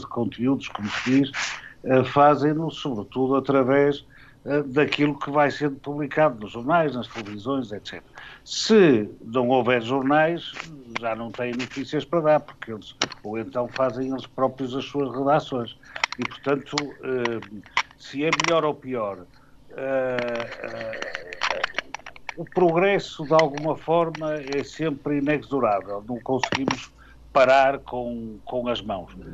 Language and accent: Portuguese; Porto, Norte, Portugal; nasci no Porto, fez na segunda-feira 63 anos